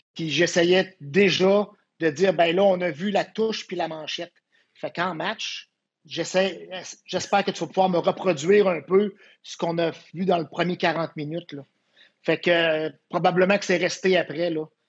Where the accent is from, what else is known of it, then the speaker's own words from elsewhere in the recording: Quebec City, Quebec, Canada; je viens de Québec, hein, une petite école secondaire, à peu près 500 élèves